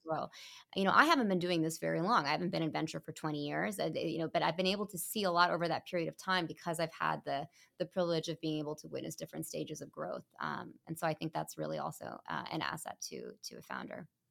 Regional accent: Mountain View, California, United States; moved away as an adult; my hometown. I was literally born in Mountain View

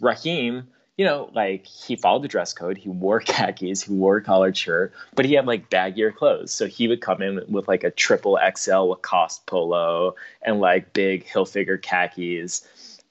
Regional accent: Long Island, New York, United States; I grew up on Long Island

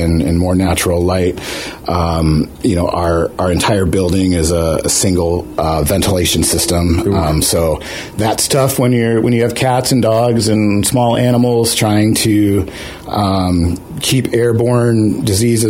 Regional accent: East Coast, United States; now in Juneau, United States; I'm originally an East Coaster.

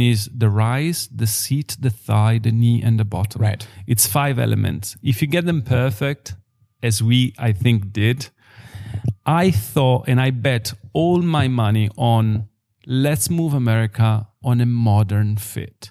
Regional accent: Biella, Piedmont, Italy; I'm born and raised in Biella

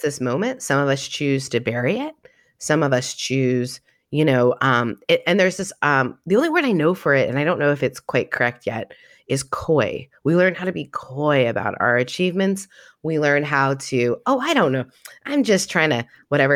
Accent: Canada; also born or lived in Southern United States; now in United States; 'cause I'm Canadian

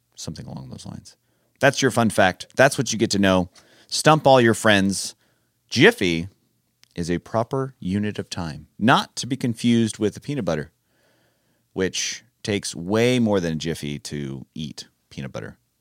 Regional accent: California, United States; I am from California

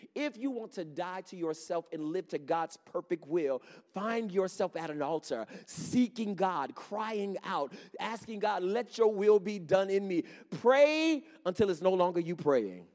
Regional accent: Henrietta, New York, United States; I grew up in Henrietta, not too far from here.

